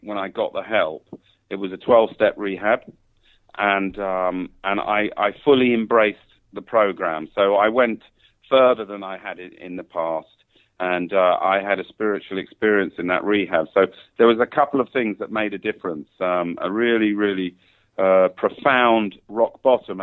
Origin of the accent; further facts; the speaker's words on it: London, United Kingdom; moved away as an adult; now in Thailand; I'm from England, London, England